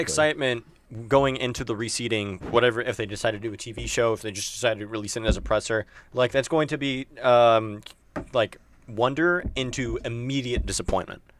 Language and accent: English; Tampa, Florida, United States; I'm from Tampa